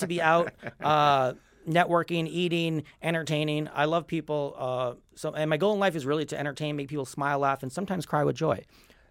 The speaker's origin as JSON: {"language": "English", "town": "New York City", "region": "New York", "country": "United States", "tie": "born or raised there", "also_born_or_lived": "Stony Brook, Long Island, New York", "said": "I'm from New York. First 10 years of my life, I grew up in a place called Kew Gardens, Queens, from 0 to 10. Then I moved to Stony Brook, Long Island, New York."}